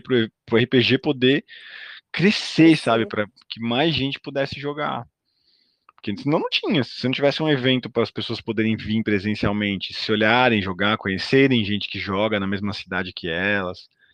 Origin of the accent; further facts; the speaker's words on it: São Paulo, Brazil; accent: paulistano; eu falo tipo paulistano